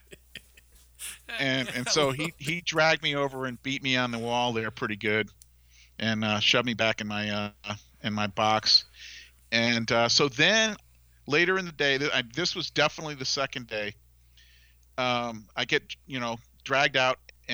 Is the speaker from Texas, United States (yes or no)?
no; Falmouth, Massachusetts, United States; I'm from Falmouth, Massachusetts